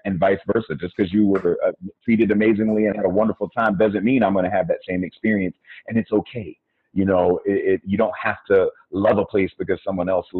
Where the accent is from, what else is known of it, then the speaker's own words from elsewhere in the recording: United States; first language English; also born or lived in Colombia / Brazil; I am Black American